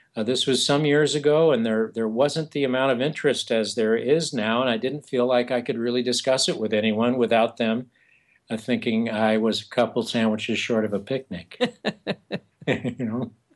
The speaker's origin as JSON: {"language": "English", "area": "eastern San Diego County", "region": "California", "country": "United States", "also_born_or_lived": "New York City / Arizona", "moved": "yes", "said": "I come from the Southwest originally, from eastern San Diego uh, County"}